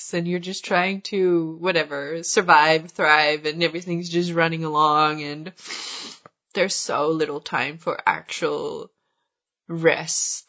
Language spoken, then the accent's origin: English; Sweden; moved away as an adult; also born or lived in India / Spain; I moved back to Sweden